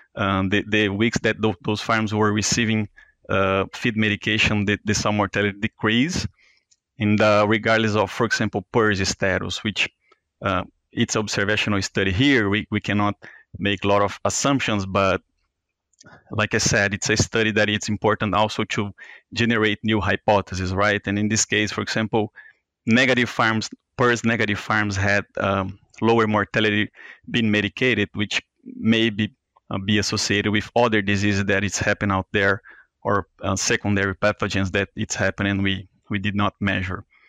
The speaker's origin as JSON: {"language": "English", "country": "Brazil", "moved": "as an adult", "lives_now": "Iowa, United States", "said": "I'm from Brazil, and I, I graduated from there uh, as a DVM back in 2013"}